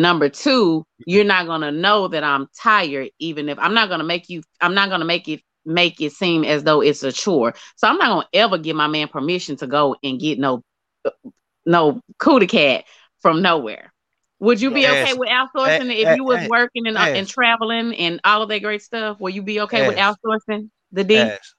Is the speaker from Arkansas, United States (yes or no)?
yes; Arkansas, United States